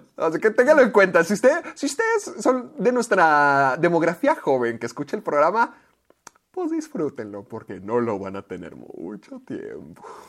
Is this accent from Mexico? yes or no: yes; Mexico; corresponsal mexicano